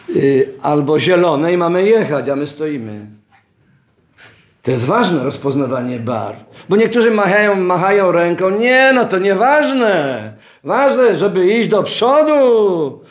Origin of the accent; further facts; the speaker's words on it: Oświęcim, Lesser Poland, Poland; Urodziłem się w Oświęcimiu